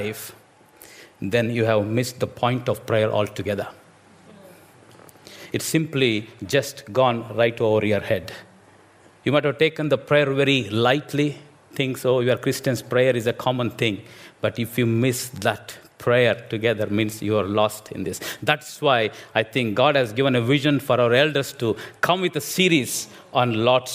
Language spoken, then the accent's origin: English; India; English is a second language; moved away; I'm an Indian preacher